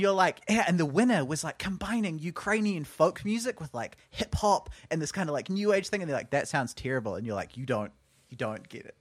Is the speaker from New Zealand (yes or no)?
yes; Auckland, New Zealand; also born or lived in Wellington; I grew up on the North Shore, and then as quickly as I could, I moved out of the North Shore and into town